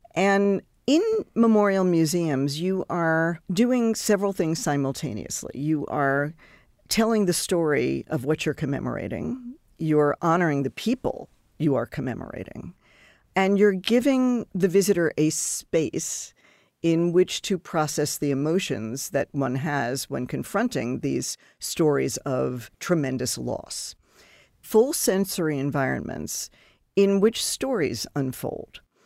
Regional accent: Long Island, New York, United States; moved away; I grew up on Long Island

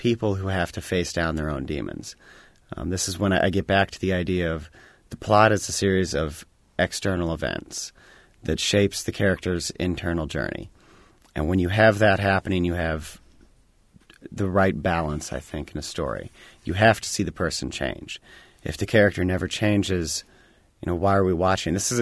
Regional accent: Bloomington, Indiana, United States; born or raised there

